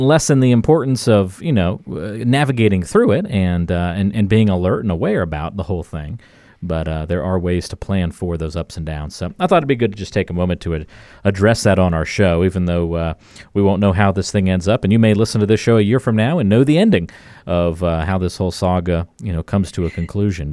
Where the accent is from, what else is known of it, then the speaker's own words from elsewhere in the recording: North Carolina, United States; growing up, uh, in a coastal town on, in North Carolina